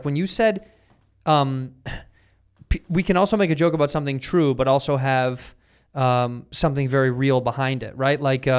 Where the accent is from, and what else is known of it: Chicago, Illinois, United States